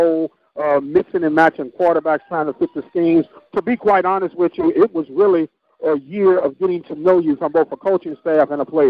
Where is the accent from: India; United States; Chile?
United States; St. Louis, Missouri; now in Houston, United States; I'm from St. Louis.